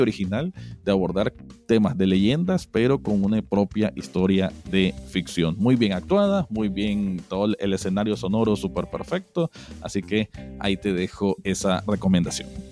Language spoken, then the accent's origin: Spanish; Nicaragua; como nicaragüense